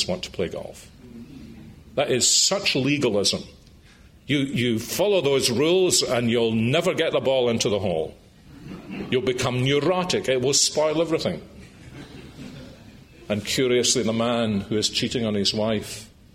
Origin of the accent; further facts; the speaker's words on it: Scotland, United Kingdom; I was brought up in Scotland, the early 1950s, in a house where the Ten Commandments were sacrosanct